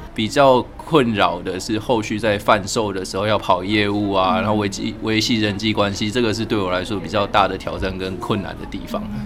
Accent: Kaohsiung, Taiwan; moved away as an adult; also born or lived in Hualien; now in Yilan, Taiwan; 我高雄人算是都市小孩

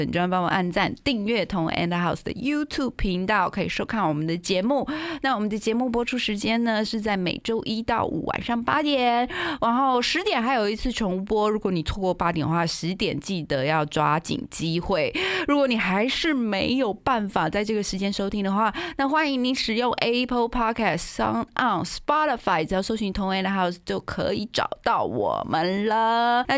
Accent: Hualien County, Taiwan; 因为比如说像我去台东呃演唱的时候，我是来自花莲的阿美族啊

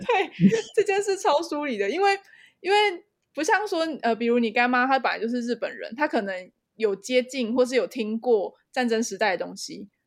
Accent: Taiwan; 我们身为台湾人

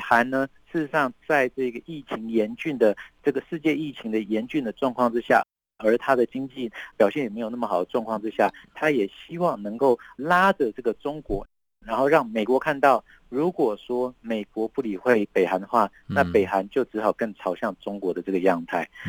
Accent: Taiwan; 身为台湾人

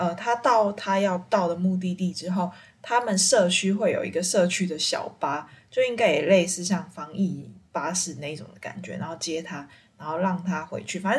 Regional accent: Taiwan; now in China; 但是像我们是台湾过来的。呃，员工的话就会比较不一样，就是因为我们礼拜六是算台湾的加班费

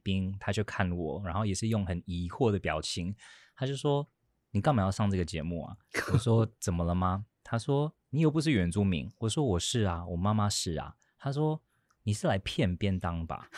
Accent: United States; also born or lived in Datong Township, Yilan, Taiwan; now in Taiwan; 我在美国出生长大的

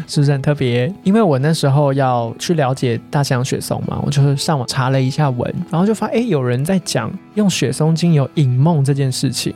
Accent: Taiwan; 我们台湾人应该没什么人在用壁炉

